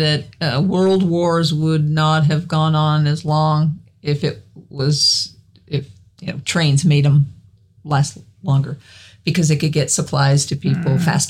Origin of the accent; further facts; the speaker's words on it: Wyoming, United States; moved away; as a youngster, I grew up in Wyoming.